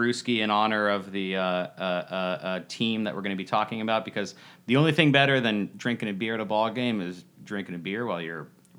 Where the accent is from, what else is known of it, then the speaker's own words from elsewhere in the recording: San Diego, California, United States; moved away as an adult; now in San Francisco, United States; I grew up in San Diego. I moved to San Francisco in 2003.